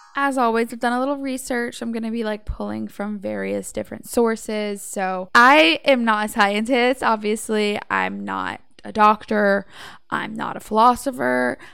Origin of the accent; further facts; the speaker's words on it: Savannah, Georgia, United States; I'm from Savannah, Georgia